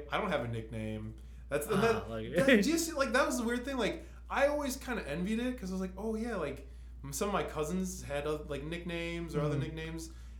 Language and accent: English; United States; we're born and raised in America, and we're kind of living the American style life.